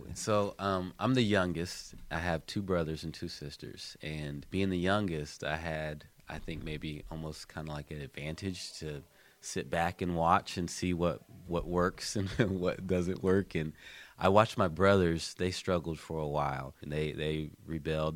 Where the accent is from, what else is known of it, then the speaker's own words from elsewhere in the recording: Columbus, United States; I'm from Columbus, born and raised here